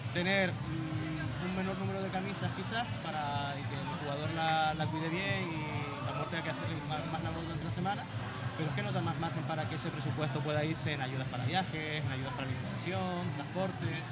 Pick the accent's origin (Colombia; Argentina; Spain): Spain; Canary Islands